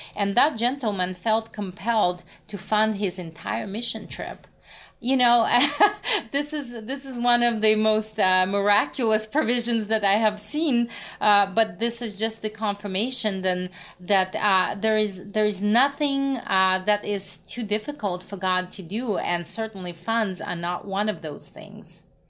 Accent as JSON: {"language": "English", "country": "Russia", "also_born_or_lived": "Moscow, Russia", "moved": "yes", "said": "I'm originally from Russia"}